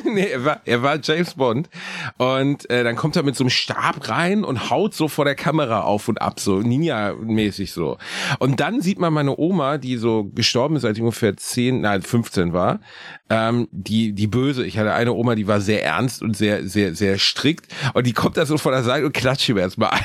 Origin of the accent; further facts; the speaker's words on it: Gelsenkirchen, North Rhine-Westphalia, Germany; Ich bin in der gleichen Straße geboren, in der ich auch aufgewachsen bin